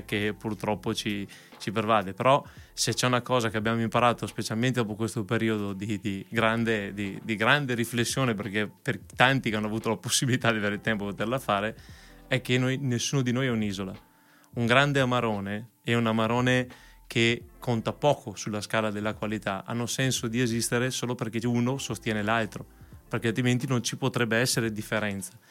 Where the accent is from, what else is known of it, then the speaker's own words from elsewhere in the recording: Verona, Veneto, Italy; sono veronese, sono nato a Verona e qua da sempre